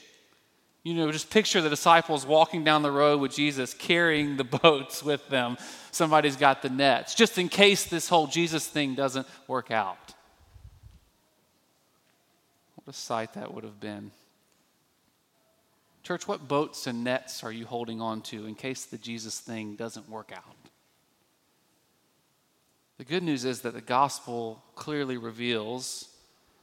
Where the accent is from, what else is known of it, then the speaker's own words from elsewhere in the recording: Birmingham, Alabama, United States; I grew up in Birmingham, Alabama, the Deep South